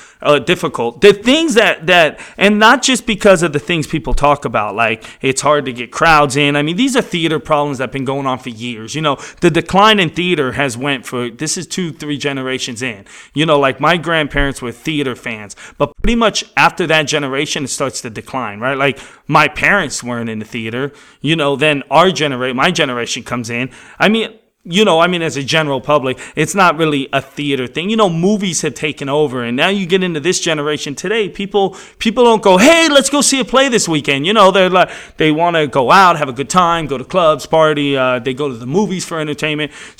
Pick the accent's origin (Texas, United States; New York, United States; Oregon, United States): New York, United States; New York City; now in Los Angeles, United States; I grew up in New York